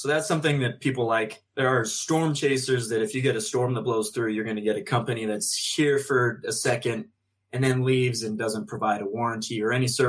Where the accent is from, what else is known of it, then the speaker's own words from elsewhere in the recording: Sandy, Utah, United States; I hail from Sandy, Utah, so not far from here